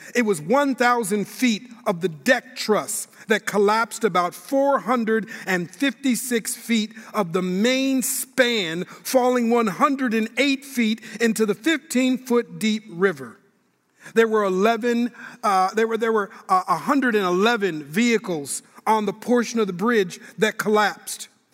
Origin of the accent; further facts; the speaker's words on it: Minneapolis, Minnesota, United States; now in Sacramento, United States; I live in Sacramento, California, where I serve as a pastor, but I'm born and raised in Minneapolis, Minnesota